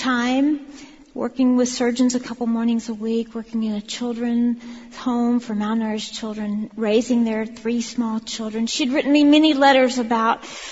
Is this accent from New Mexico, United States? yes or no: no; Alabama, United States; moved away as an adult; also born or lived in Birmingham, Alabama / New Jersey; I moved from Birmingham, Alabama, to New Jersey, which for this Alabama girl might as well have been Africa